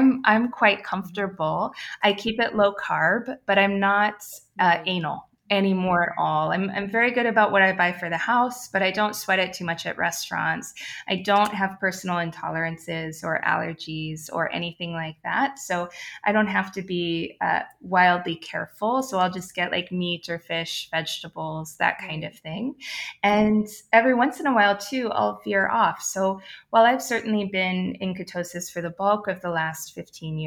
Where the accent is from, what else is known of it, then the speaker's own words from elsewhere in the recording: Ohio, United States; I am from Ohio